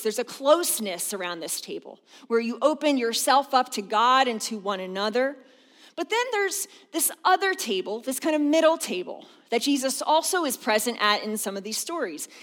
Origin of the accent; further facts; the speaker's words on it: outside of Philadelphia, Pennsylvania, United States; also born or lived in the South (US) / Harrisburg area; now in Harrisburg, United States; I grew up outside of Philadelphia